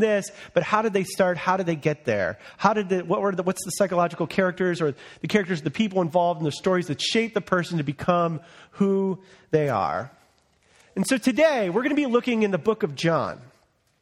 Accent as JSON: {"language": "English", "country": "United States", "tie": "born or raised there", "said": "I was born in America under the flourishing economy of President Ronald Reagan"}